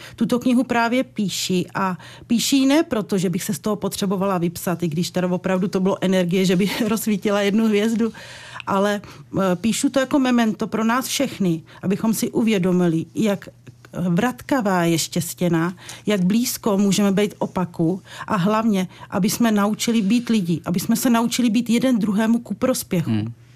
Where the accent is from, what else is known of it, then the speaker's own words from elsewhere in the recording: Podbřezí, Hradec Králové Region, Czechia; v mým rodišti v Podbřezí